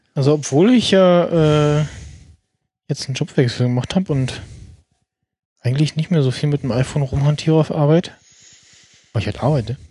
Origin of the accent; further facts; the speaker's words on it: Germany; als Deutscher